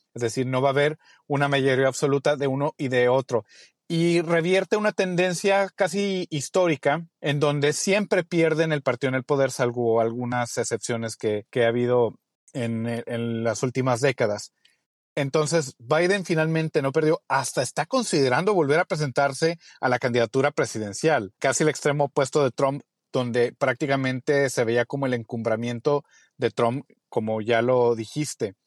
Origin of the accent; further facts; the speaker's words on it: Mexico; moved away as an adult; now in Texas, United States; como mexicanos